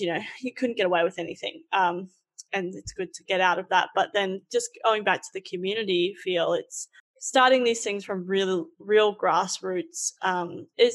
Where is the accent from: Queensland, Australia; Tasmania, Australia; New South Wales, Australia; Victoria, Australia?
Queensland, Australia; Roma; moved away; I'm from Roma originally